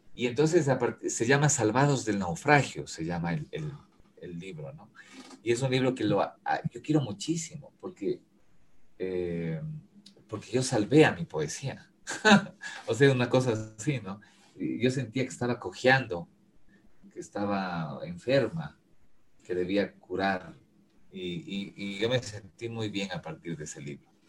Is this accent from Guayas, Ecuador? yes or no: no; Quito, Pichincha, Ecuador; also born or lived in Ambato; La, ciudad a la que yo he, pertenecido y he vivido y eh, eh, he vivido eh, su pulso, su movimiento, es Quito